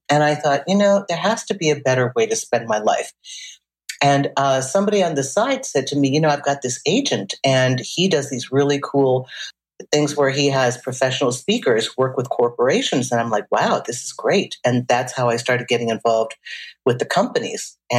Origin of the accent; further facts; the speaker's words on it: Saint Paul, Minnesota, United States; moved away as an adult; also born or lived in Indiana; I was working with a jazz singer in Minnesota. I grew up in St. Paul.